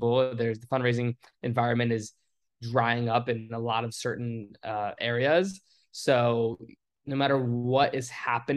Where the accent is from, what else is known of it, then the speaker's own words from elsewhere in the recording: Richmond, Virginia, United States; meeting people that were in my hometown area.